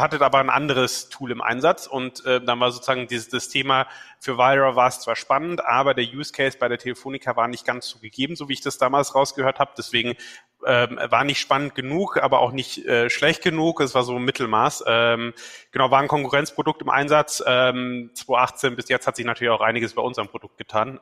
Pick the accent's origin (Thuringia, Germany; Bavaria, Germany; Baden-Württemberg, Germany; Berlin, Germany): Bavaria, Germany; Weßling; also born or lived in Mannheim / Munich; ich komme ursprünglich aus Wessling